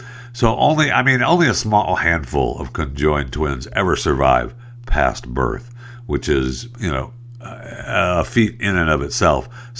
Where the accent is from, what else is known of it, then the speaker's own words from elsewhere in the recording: Saginaw, Michigan, United States; my hometown is Saginaw, Michigan. I was born in Saginaw, Michigan